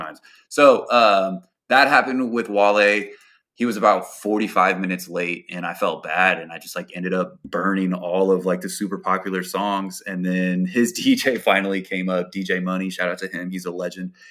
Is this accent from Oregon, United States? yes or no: yes; Portland, Oregon, United States; I'm from, born and raised in Portland, Oregon